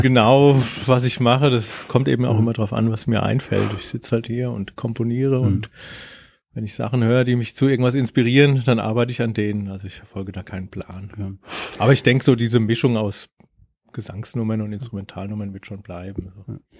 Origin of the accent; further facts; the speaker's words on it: Germany; ich komme aus Deutschland.